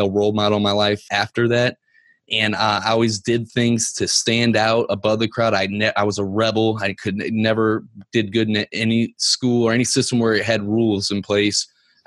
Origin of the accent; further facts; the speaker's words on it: Ferguson, Missouri, United States; I'm from Ferguson, Missouri